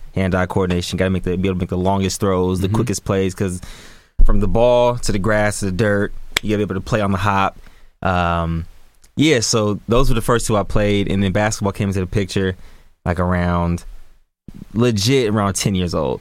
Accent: Sacramento, California, United States; born and raised in Sacramento, California, man. Green Haven, South Sacramento area

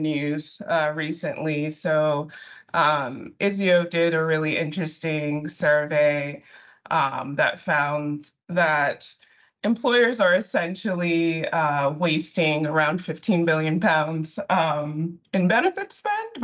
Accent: Nigeria; I'm Nigerian, and my ethnic group is Igbo

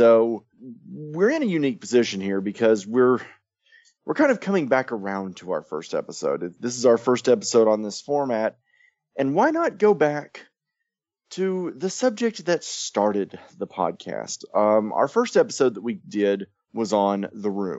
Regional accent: United States; We are, as you might notice, Americans

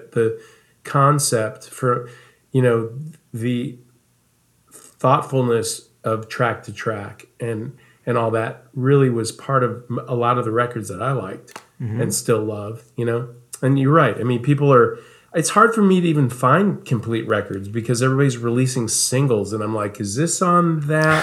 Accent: Omaha, Nebraska, United States; also born or lived in Dallas; now in Los Angeles, United States; I grew up in Nebraska, in Omaha.

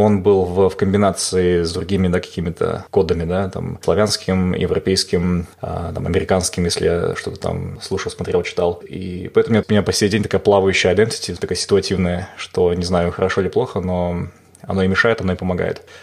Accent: Almaty, Kazakhstan; moved away; я помню Алмату там 30 лет назад, когда у нас там все соседи были там русские или там другие нации

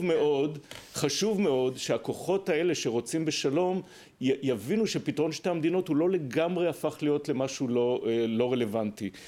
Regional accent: Israel; ואני כישראלי

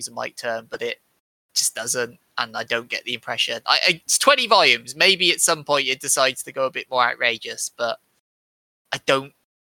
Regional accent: United Kingdom; I'm British, I'm supposed to be Christian

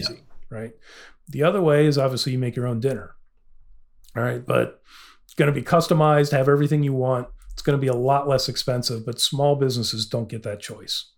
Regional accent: Illinois, United States; I'm from Illinois

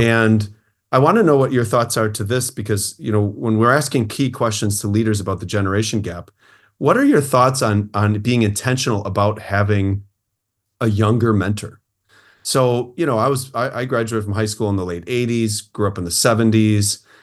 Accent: Port Washington, Midwest, United States; I live in my hometown

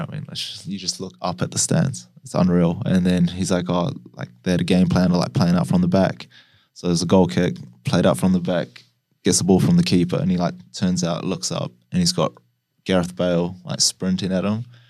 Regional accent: New Zealand; I was growing up in New Zealand

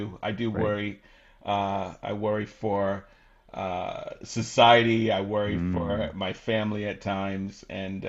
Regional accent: Canada; also born or lived in England (northeast of London); I ended up coming to Canada, immigrating to Canada with my mom and my sisters

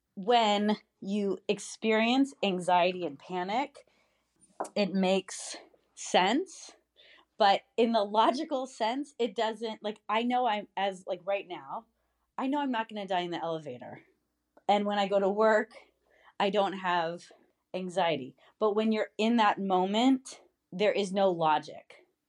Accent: United States; as an American

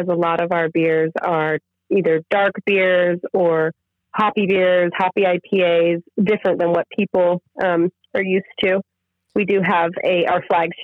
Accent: Guerneville, California, United States; now in Northern California, United States; in my hometown where I grew up

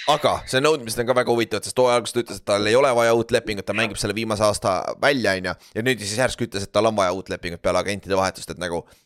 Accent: Orissaare, Saare County, Estonia; moved away as an adult; also born or lived in United States; ma olen mingi suvakas eestlane

